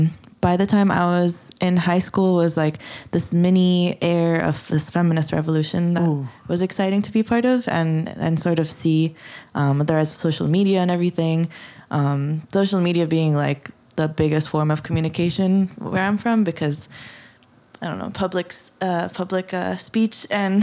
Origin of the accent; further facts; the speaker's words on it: Kuwait; Kuwait's really growing fast since growing up, and now it changed dramatically. I think right after, I was born after the Gulf War anyway.